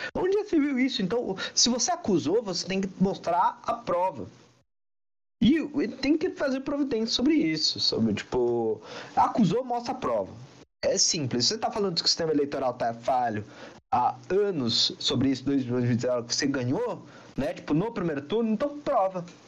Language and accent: Portuguese; Brazil; eu sou brasileiro